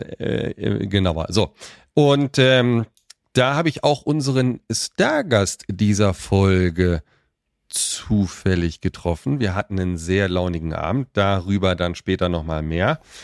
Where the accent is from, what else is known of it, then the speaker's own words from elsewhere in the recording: Weserbergland, Lower Saxony, Germany; ich komme ja aus dem Norden, ja, im Weserbergland